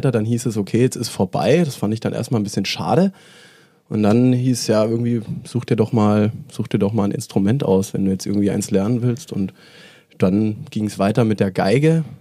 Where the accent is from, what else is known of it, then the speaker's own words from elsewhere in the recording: Lake Constance, Germany; also born or lived in Mainz / Stuttgart / Mannheim; now in Berlin, Germany; Gebürtig, gebürtig, Süddeutschland, aufgewachsen am Bodensee.